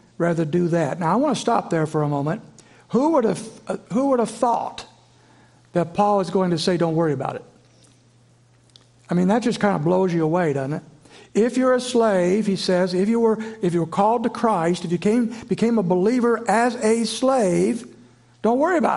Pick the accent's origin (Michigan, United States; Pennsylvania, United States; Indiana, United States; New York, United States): Indiana, United States; moved away as an adult; also born or lived in Virginia; I grew up in Flatland, Indiana